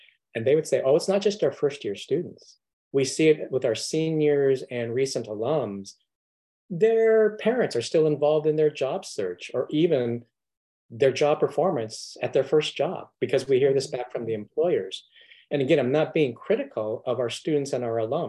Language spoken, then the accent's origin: English; Southern California, United States; I grew up in Southern California